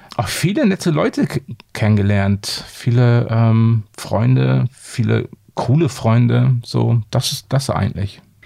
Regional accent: Bremerhaven, Bremen, Germany; moved away as an adult; now in Hamburg, Germany; ich komme ja ursprünglich aus Bremerhaven

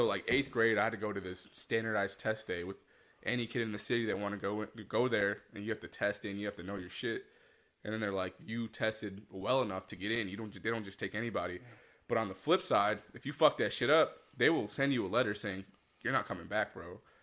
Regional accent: Aurora, Illinois, United States; also born or lived in Louisville, Kentucky; growing up in Aurora

